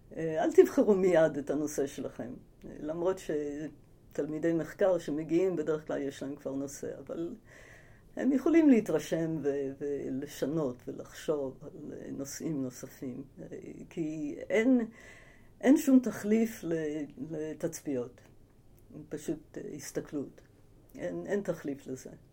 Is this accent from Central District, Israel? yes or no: yes; Ramat HaSharon, Central District, Israel; also born or lived in United States / Tel Aviv; נולדתי בארצות הברית, אני אמריקאית במקור. אה, הגעתי לארץ בגיל שמונה עם המשפחה